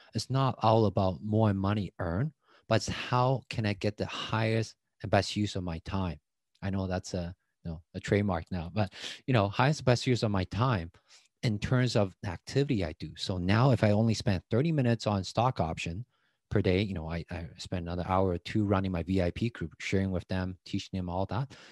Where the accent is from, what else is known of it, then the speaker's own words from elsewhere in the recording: Taiwan; English is a second language; moved away as an adult; now in Canada; I grew up in Taiwan, but I was just a kid